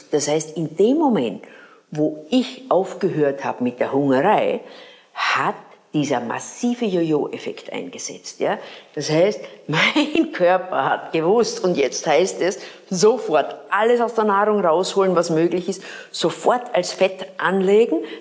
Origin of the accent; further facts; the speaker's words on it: Graz, Styria, Austria; wir hatten bei uns in Graz eine Mannenkernschule.